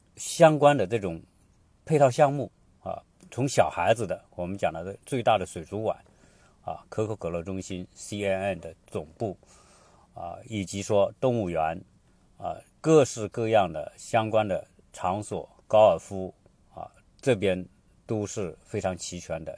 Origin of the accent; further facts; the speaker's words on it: China; now in Atlanta, United States; 我们中国人